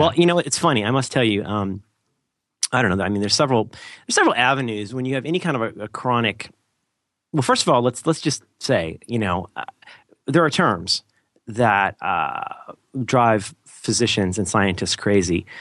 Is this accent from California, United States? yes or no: no; Ohio, United States; also born or lived in Florida; now in San Francisco, United States; I'm originally from Ohio